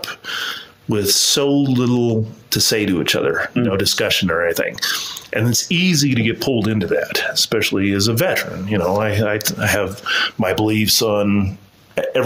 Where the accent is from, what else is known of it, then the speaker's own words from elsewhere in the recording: Utah, United States; also born or lived in California; I'm from here in Utah, originally